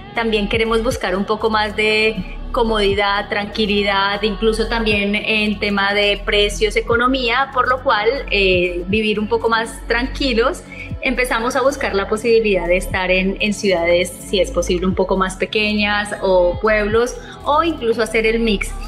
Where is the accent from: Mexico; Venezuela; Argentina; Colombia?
Colombia; now in Italy; yo me encuentro en Italia, que soy colombiana